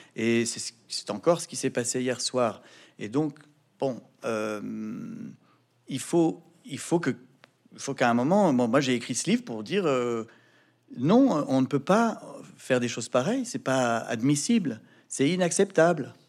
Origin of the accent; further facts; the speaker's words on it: France; Je suis français. Je vis dans un pays qui est fier de sa liberté d'expression.